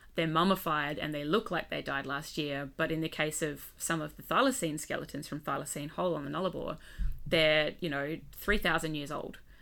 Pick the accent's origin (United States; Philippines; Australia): Australia; Western Australia; also born or lived in Adelaide, South Australia; moved to W A as a kid, grew up there, went to school there